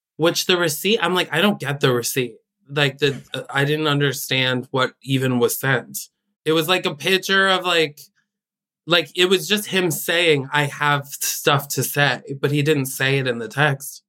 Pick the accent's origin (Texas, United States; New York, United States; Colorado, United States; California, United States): New York, United States; Albany; Paige and I are from the same hometown